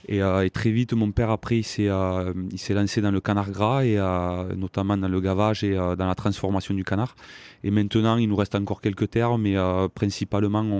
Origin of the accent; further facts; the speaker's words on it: Saint-Nicolas-de-la-Grave, Occitania, France; also born or lived in Montauban; moi je, viens d'une famille euh, d'agriculteurs. Mes parents ont une, ferme dans le Tarn-et-Garonne.